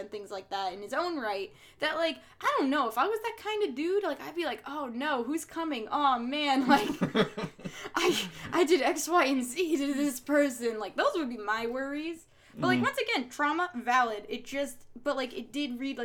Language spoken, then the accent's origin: English; New Jersey, United States; accent: Jersey; I don't have, like, a thick Jersey accent, but, like, I feel like if you hear me, you know I'm from Jersey